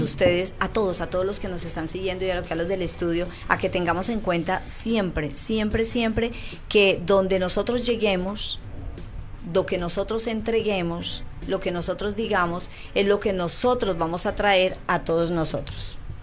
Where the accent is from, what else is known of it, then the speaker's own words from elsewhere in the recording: Colombia; now in Chile; en mi país, en Colombia, se llama jabón rey